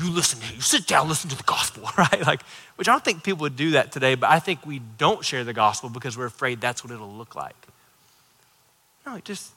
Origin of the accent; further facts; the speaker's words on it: Florida, United States; I grew up in Florida